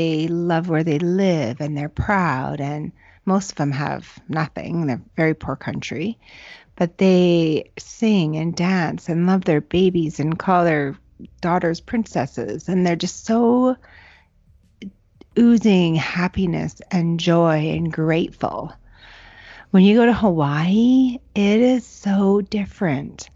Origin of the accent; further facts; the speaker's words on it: Canada